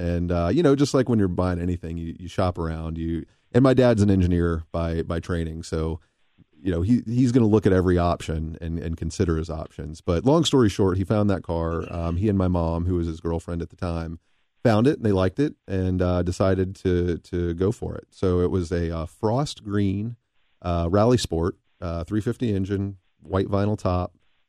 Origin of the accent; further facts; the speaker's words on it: Tennessee, United States; moved away as an adult; now in Cincinnati, United States; I was born and raised in Tennessee, where my dad and mom still live.